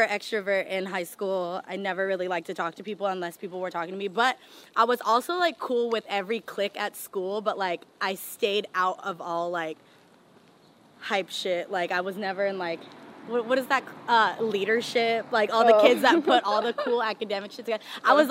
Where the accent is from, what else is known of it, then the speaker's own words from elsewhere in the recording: Union City, California, United States; also born or lived in San Francisco, California / Boston; born in San Francisco, and then my family moved us to the suburbs of Union City, Hayward area